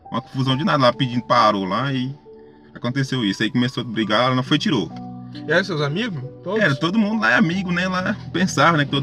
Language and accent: Portuguese; Almas, Tocantins, Brazil; Tenho 26 anos. Sou da cidade de Almas, Tocantins.